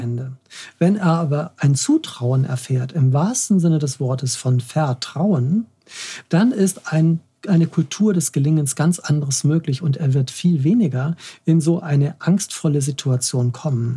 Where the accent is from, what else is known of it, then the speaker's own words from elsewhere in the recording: Hamburg, Germany; als Hamburger